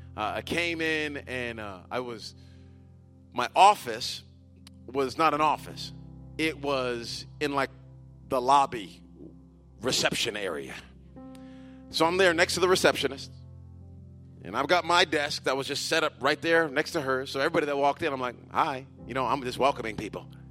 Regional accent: United States; Many of us who are Americans

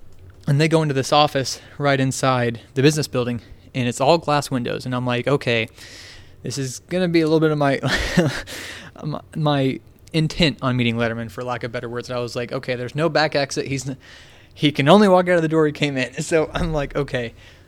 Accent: Richmond, Indiana, United States; And I was like … I'm a sophomore here at Ball State. I'm from Richmond, Indiana, since he's from Indiana as well.

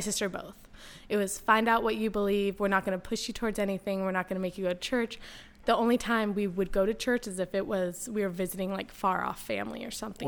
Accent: San Diego, California, United States; moved away as an adult; also born or lived in Maui, Hawaii / Washington, D.C.; born and raised in San Diego

